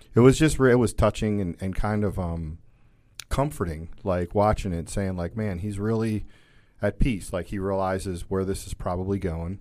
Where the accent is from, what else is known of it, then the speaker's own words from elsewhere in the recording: Catonsville, Maryland, United States; also born or lived in Kansas; I was from Catonsville